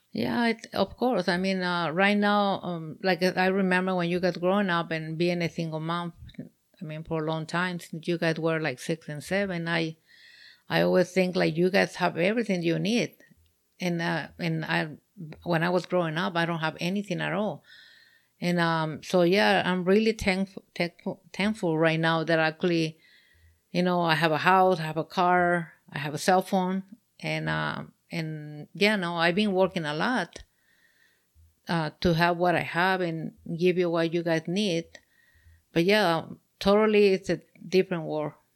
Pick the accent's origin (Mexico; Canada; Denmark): Mexico; moved away; I'm from Mexico